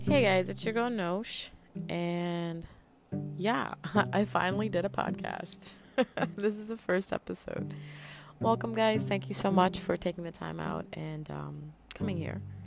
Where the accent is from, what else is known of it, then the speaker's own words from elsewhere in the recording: Punjab, Pakistan; I am from Pakistan. I'm Punjabi